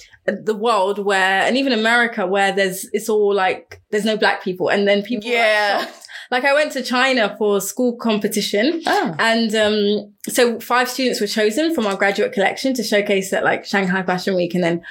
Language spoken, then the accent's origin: English; London, United Kingdom; moved away; I'm not an expat because I was born here